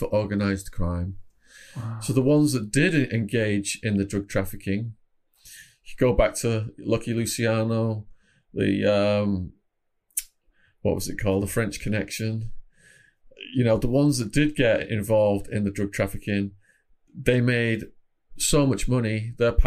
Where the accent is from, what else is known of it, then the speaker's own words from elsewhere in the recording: Widnes, North West England, United Kingdom; moved away; also born or lived in Phoenix, Arizona; I was from Widnes, Cheshire originally. Ended up moving to Phoenix, Arizona for like 16, 17 years.